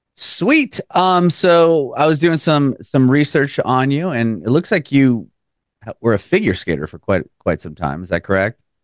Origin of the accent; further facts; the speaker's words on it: San Diego, California, United States; now in Nashville, United States; I'm from San Diego originally. I live in Nashville now